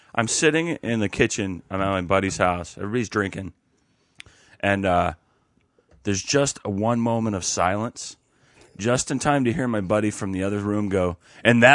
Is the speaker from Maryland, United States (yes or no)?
no; Seattle, Washington, United States; moved away; I didn't live in California. I'm from Seattle